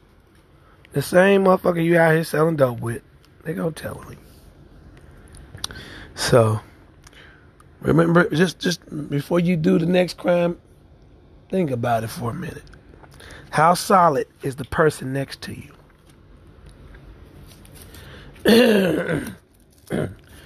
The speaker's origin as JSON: {"language": "English", "town": "Kansas City", "region": "Missouri", "country": "United States", "tie": "born or raised there", "said": "my hometown, Kansas City, Missouri"}